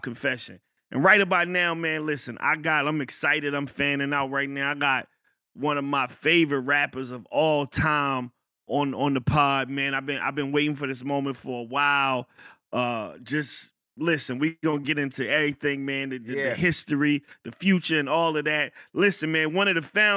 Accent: Fayetteville, North Carolina, United States; I grew up in Fayetteville

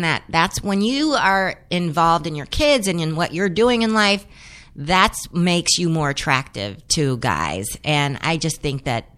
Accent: San Fernando Valley, California, United States; growing up in the San Fernando Valley

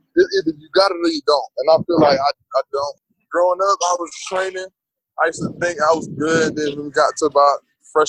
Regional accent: Abington, Pennsylvania, United States; now in Gainesville, United States; I grew up in a place called Abington. It's about 20 minutes from Philadelphia

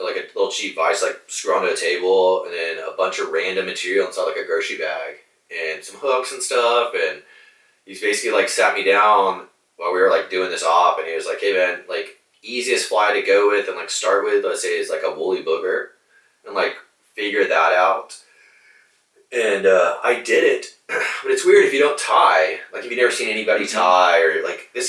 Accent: Corpus Christi, Texas, United States; I'm originally born and raised Corpus Christi. So from here, I actually grew up not too far from here, a couple blocks

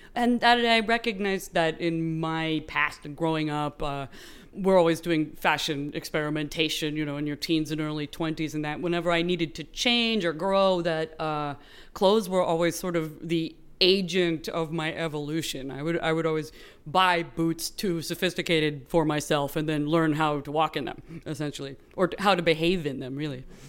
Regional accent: San Francisco Bay Area, California, United States; growing up in the San Francisco Bay Area

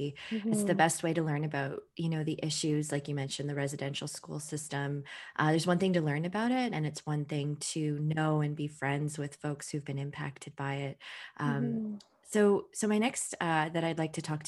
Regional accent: Vancouver, British Columbia, Canada; I'm from Vancouver, BC

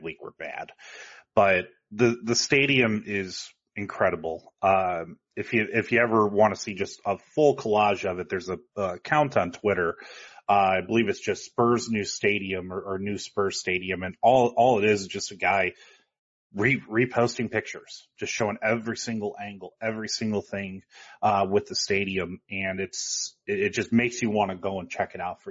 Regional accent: Columbus, Ohio, United States; I'm from Columbus, Ohio

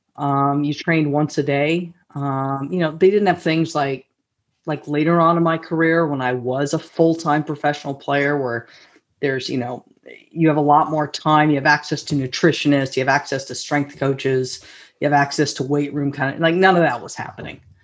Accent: Los Altos, California, United States; a local uh, you know organization in my hometown, Los Altos

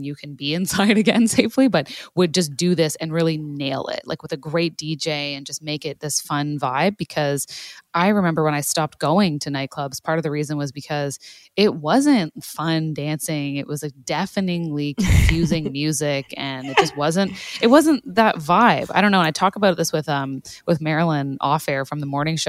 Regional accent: Canada; as a Canadian

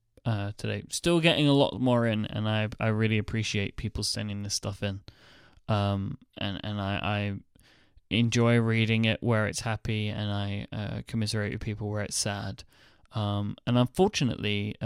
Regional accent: India; now in United States; I'm an Indian guy in my mid-20s who has lived in the US for 7 years until very recently.

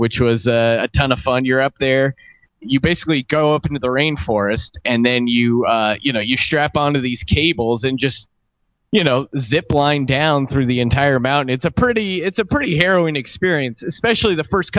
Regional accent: United States; as an American

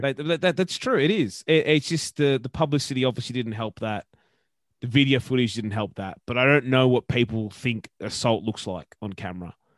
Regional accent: Brisbane, Queensland, Australia; I was literally born in Bris, Brisbane, in the city of Brisbane, in the city.

